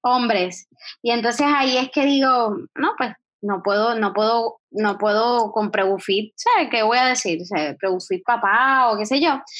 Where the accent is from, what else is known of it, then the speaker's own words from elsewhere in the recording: Guayama, Puerto Rico; moved away as an adult; also born or lived in San Juan metropolitan area, Puerto Rico; yo soy naturalmente de Guayama